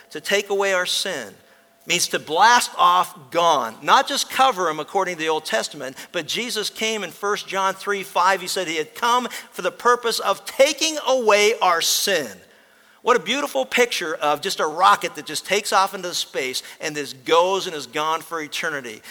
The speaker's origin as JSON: {"language": "English", "region": "Pennsylvania", "country": "United States", "tie": "born or raised there", "said": "When I was a kid growing up in Pennsylvania"}